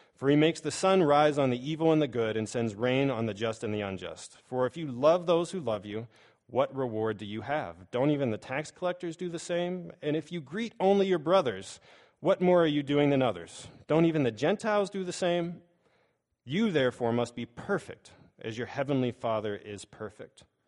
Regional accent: Pittsburgh, Pennsylvania, United States; I grew up in Pittsburgh

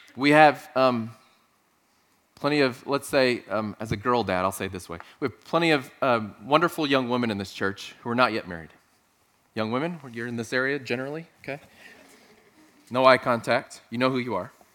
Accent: South Texas, United States; moved away; Growing up in South Texas

